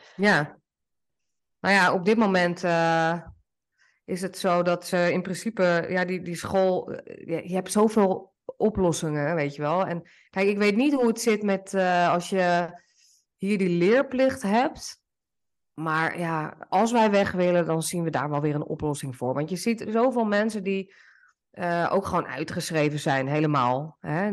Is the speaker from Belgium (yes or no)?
no; Netherlands; moved away as an adult; now in Portugal; zoals wij dat ook doen in Nederland